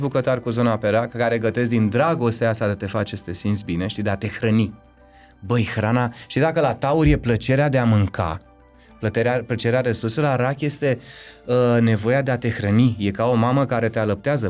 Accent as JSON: {"language": "Romanian", "country": "Romania", "said": "Tribul meu, eu sunt român"}